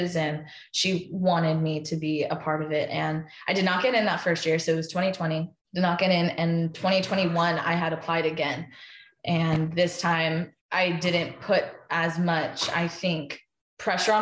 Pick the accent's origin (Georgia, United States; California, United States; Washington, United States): California, United States; Anaheim; growing up in Anaheim